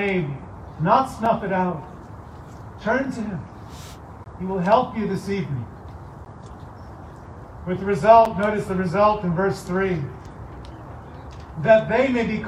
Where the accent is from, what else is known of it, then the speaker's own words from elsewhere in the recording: East Coast, United States; moved away; also born or lived in upper Midwest; I'm from the East Coast originally.